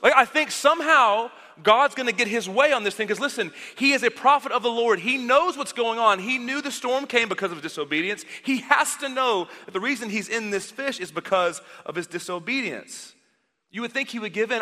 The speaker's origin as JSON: {"language": "English", "town": "Dallas", "region": "Texas", "country": "United States", "tie": "born or raised there", "said": "I grew up in the Dallas area, so if you walk ten feet, you fall into a church"}